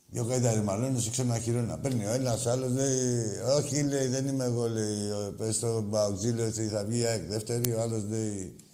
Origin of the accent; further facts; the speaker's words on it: Tsilivi, Ionian Islands, Greece; Εμεί είμαστε από το Τσιλιβί. Δεν λέει βάγει εκεί.